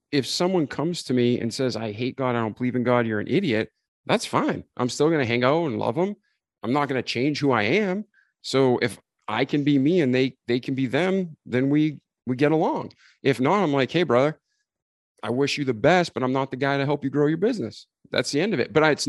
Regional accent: New England, United States; I grew up in New England

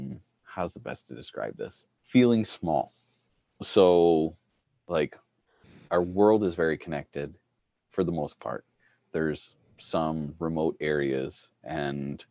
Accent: Ottawa Valley, Ontario, Canada; now in Manitoba, Canada; I grew up in the Ottawa Valley.

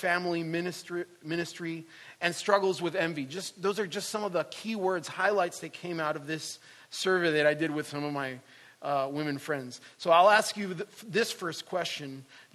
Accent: Puerto Rico; moved away; I'm originally from Puerto Rico

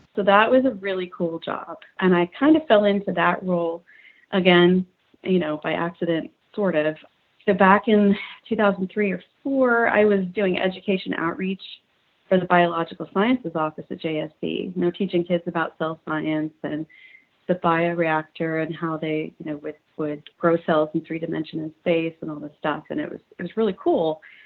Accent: Houston, Texas, United States; I grew up in Houston

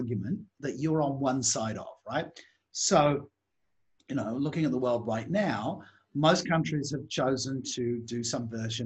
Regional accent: England, United Kingdom; moved away; also born or lived in Australia / Singapore / Malaysia; when I grew up in England

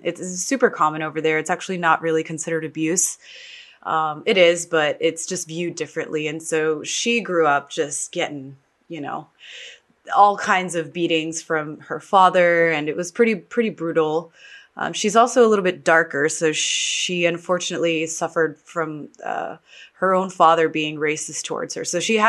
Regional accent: New York, United States; born there; also born or lived in Texas; I was born in New York. I consider myself a New York Texan, which is totally the opposite of each other, but those are the two places that I really spent a lot of time in.

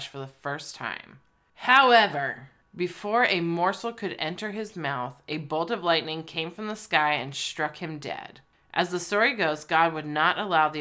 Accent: United States; we're American

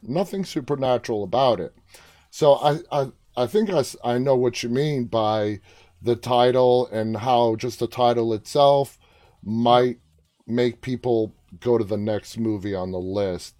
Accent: New York City, New York, United States; I'm from New York City

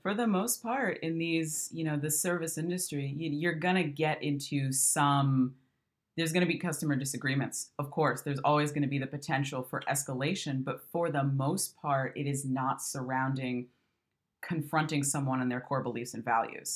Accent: Michigan, United States; moved away; I'm from the Midwest and migrated out here

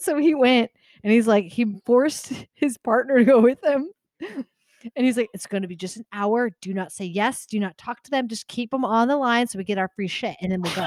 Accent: Tucson, Arizona, United States; I grew up in Tucson.

